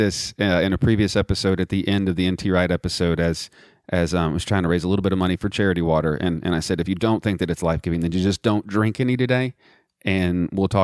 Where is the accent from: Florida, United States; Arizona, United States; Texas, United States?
Texas, United States; Midland; I'm from Midland, Texas, which is further west